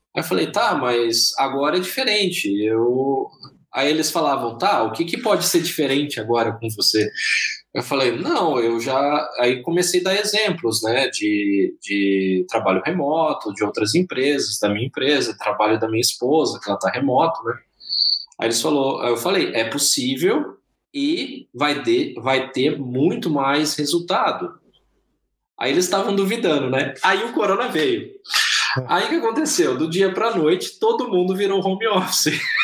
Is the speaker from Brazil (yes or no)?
yes; Bilac, São Paulo, Brazil; accent: R puxado; moved away; eu venho de uma cidade lá do interior de São Paulo, eu tenho esse R puxado, né? É, de uma cidade chamada Bilac